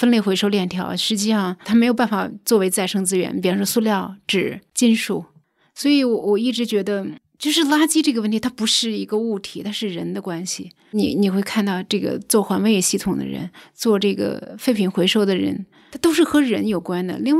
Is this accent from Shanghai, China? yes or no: no; Hebei, China; moved away as an adult; also born or lived in Canada / Southern California, United States / Beijing; now in Shangrao, China; 因为我小时候在华北地区的乡村长大， 啊，河北， 河北，对，那个时候的生长的环境自然条件非常好